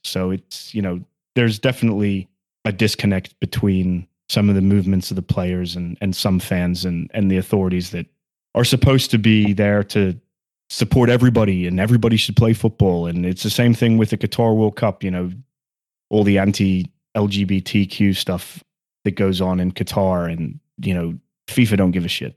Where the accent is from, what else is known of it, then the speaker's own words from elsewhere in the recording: Sunderland, North East England, United Kingdom; now in United States; I was born in Sunderland and I'm a Sunderland fan